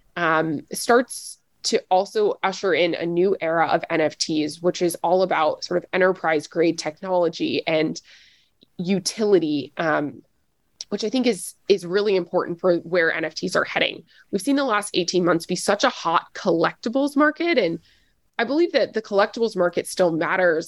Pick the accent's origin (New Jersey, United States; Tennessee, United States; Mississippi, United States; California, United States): Tennessee, United States; Nashville; I'm from Nashville, Tennessee